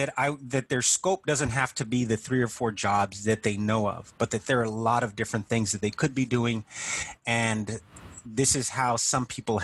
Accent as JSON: {"language": "English", "region": "South Texas", "country": "United States", "tie": "born or raised there", "said": "a kid from growing up in South Texas"}